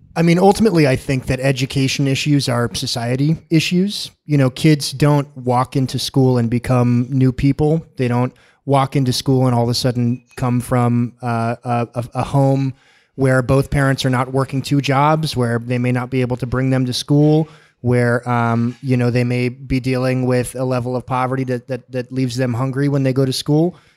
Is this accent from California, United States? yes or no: yes; San Diego, California, United States; I'm born and raised in San Diego. Uh, I've never lived a, anywhere else in my life.